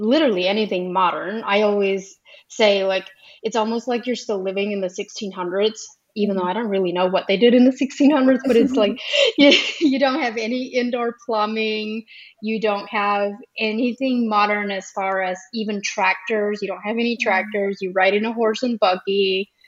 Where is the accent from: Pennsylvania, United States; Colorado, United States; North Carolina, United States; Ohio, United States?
Ohio, United States; first language Pennsylvania Dutch; English is a second language; I grew up Amish in Ohio